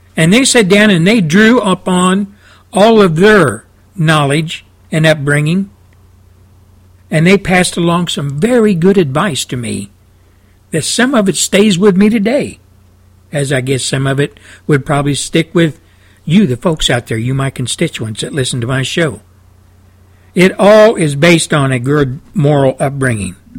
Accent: Texas, United States; I came from Texas. I came from the Midwest, Southwest, South

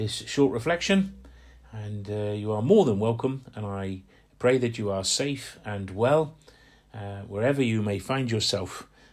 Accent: just outside Portsmouth, Hampshire, South East England, United Kingdom; moved away; I grew up just outside Portsmouth. I'm from Hampshire.

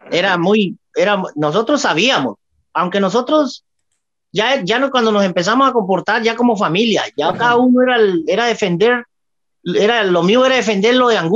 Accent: Río Frío, Colombia; yo soy allá del papiol yo, eso lo hicieron en Guapeli, yo soy de Río Frío, es media hora de ahí, de Guapeli.

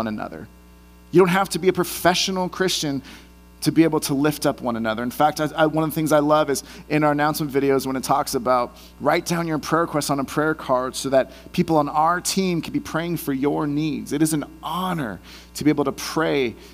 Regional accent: Bay Area, California, United States; moved away; I'm from the Bay Area originally

